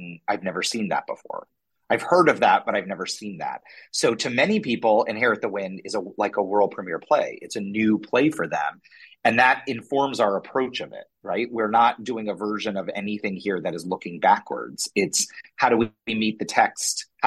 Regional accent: Los Angeles, California, United States; moved away as an adult; also born or lived in New York; came back to LA, my hometown

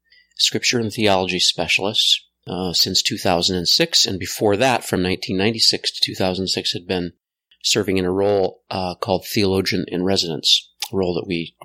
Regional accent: Central Michigan, United States; I grew up in Central Michigan.

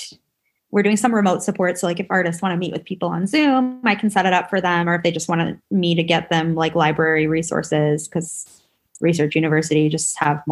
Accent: New York, United States; I'm from New York, so I talk really fast

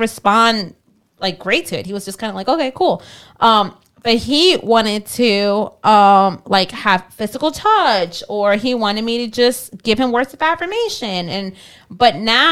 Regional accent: Kenner, Louisiana, United States; also born or lived in Mexico; we literally lived on the same street

